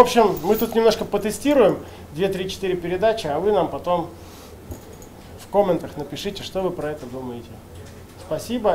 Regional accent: Leninsk-Kuznetsky, Kemerovo Oblast, Russia; moved away; в моем родном городе Ленинске Кузнецком

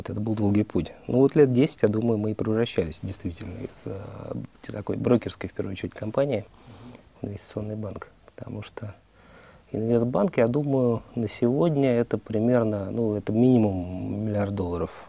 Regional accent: Moscow, Russia; born or raised there

